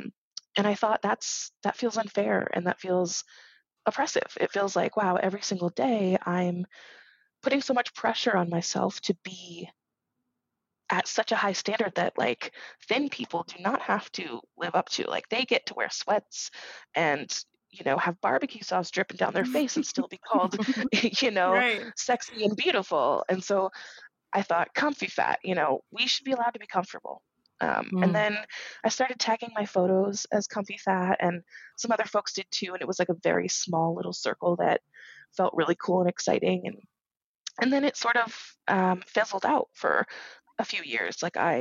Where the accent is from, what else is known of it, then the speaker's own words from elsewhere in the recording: Massachusetts, United States; now in Kansas, United States; I was coming from Massachusetts and specifically Western Massachusetts, so not Boston, in the middle of nowhere, really.